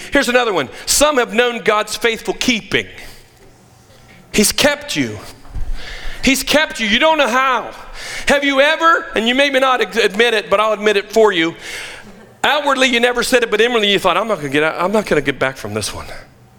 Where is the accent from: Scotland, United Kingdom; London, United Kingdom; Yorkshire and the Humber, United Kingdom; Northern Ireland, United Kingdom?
Scotland, United Kingdom; now in United States; I don't know about you, but I came from Scotland with fire inside of me.